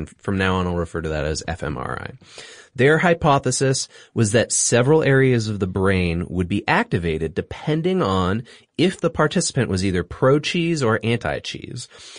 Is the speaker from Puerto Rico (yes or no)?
no; Singapore; I grew up in Singapore. Durian's quite popular there.